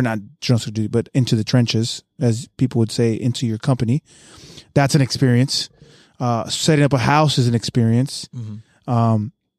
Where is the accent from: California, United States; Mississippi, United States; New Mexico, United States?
California, United States; San Diego; The way I grew up in San Diego, I'm sure you grew up the same way.